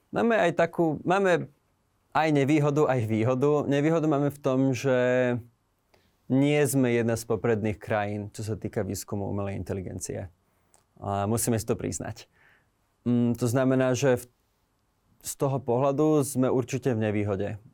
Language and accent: Slovak; Slovakia; moved away; žijem už nejaký čas v zahraničí, ale stále som Slovák